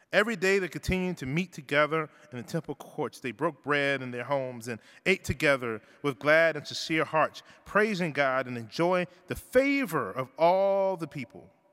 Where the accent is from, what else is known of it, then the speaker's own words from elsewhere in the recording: Richmond, Virginia, United States; moved away; also born or lived in Toronto; where I grew up in Richmond um, in the South